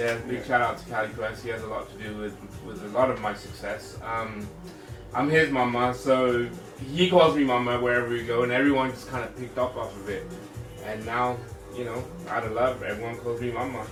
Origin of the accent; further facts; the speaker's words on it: England, United Kingdom; now in Sacramento, United States; growing up in England, I had all the music